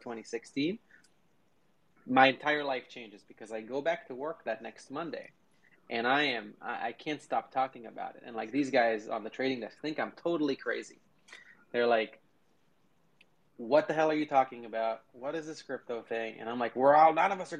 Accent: Israel; moved away as an adult; now in United States; I grew up in Israel

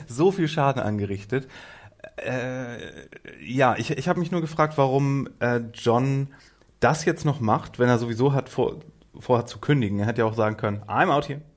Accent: Northern Germany, Germany; Ich komme zwar auch aus dem Norden

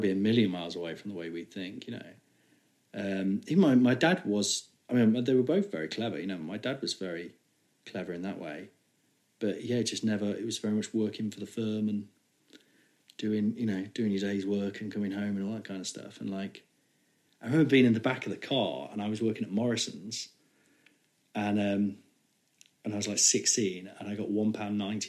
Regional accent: Nottingham, East Midlands, United Kingdom; I was from Nottingham

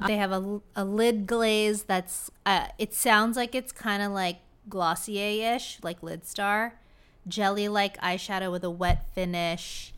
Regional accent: Orange County, California, United States; Love my hometown

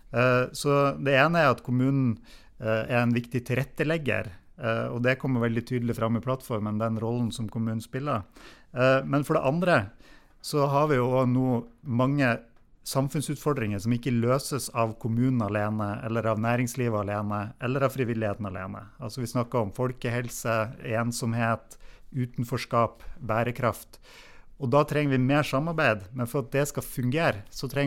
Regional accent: Nesna, Nordland, Norway; da jeg vokste opp eh, på, på Nisna på, på 80-tallet

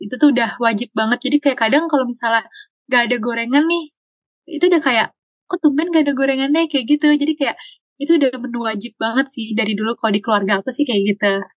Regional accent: Jakarta, Indonesia; Asal aku dari Jakarta Selatan

